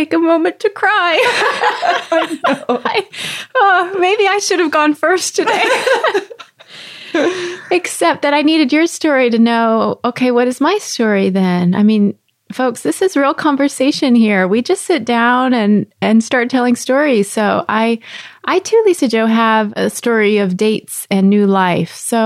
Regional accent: Texas, United States; also born or lived in Rapid City, South Dakota; I grew up in Texas

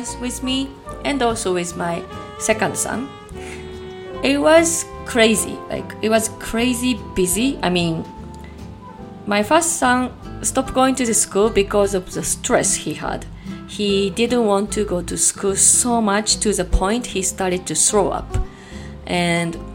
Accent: Japan; also born or lived in Chicagoland, Illinois, United States; now in Chicago, United States; I'm from Japan, but currently living in Chicagoland, Illinois, USA.

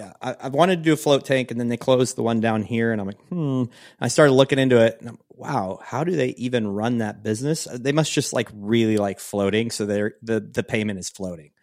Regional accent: Pacific Northwest, United States; moved away; I come from the Northwest, Pacific Northwest

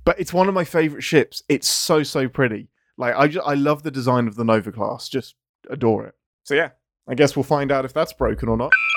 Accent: England, United Kingdom; I'm English.

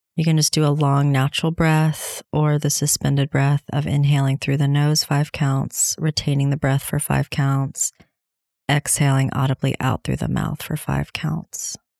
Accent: Tennessee, United States; here in Tennessee, my home state

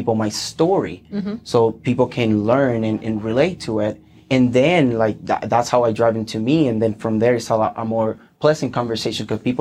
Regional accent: Puerto Rico; English is a second language; moved away as an adult; I'm originally from Puerto Rico, and I got recruited with the Air Force, and that's how I came here. I became completely bilingual

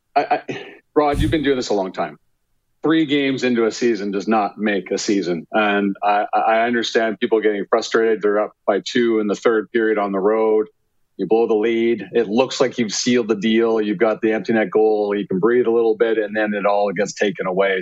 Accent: Calgary, Alberta, Canada; moved away as an adult; now in Winnipeg, Canada; my hometown.

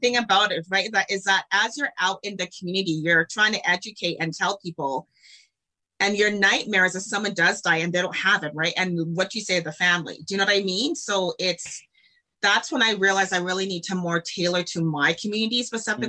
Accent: Calgary, Alberta, Canada; born and raised in Calgary, Alberta

